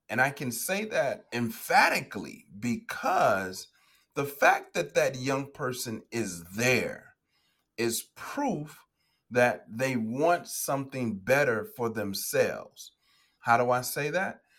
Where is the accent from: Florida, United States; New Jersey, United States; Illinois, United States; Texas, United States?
Illinois, United States; Chicago; I'm from the south side of Chicago, born and raised in the States